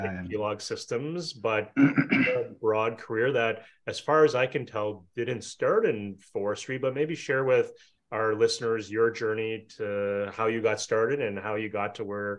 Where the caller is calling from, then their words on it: Ottawa, Ontario, Canada; I'm calling from Ottawa, Canada